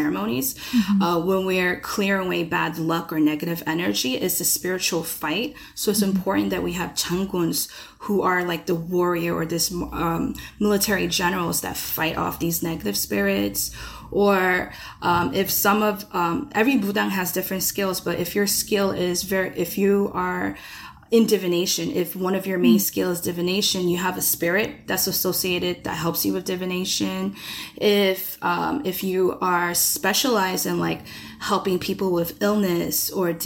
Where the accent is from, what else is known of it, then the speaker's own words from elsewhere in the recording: United States; being Korean American with lack of access to like the motherland